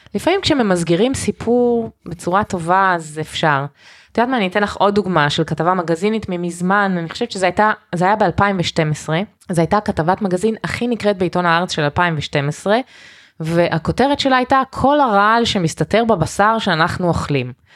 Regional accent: Canada; Hebrew is a second language; now in Israel; נולדתי בקנדה

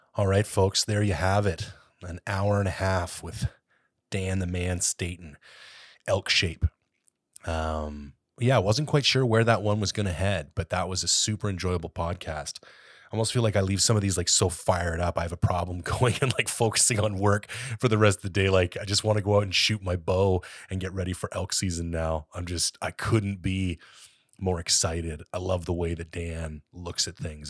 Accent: Canada; also born or lived in Ontario; now in British Columbia, Canada; as a Canadian

